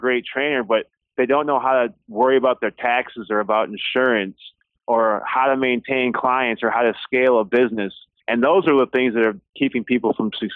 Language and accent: English; Winona, Minnesota, United States; I grew up in Winona, Minnesota